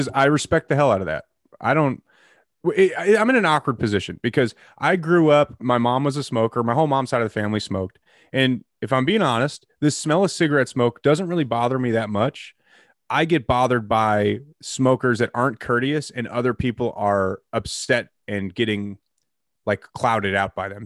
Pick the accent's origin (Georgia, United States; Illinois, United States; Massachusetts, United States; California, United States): Illinois, United States; Geneva; also born or lived in Batavia, Illinois / St. Charles, Illinois; I lived at seven seventeen Peck Road in Geneva, Illinois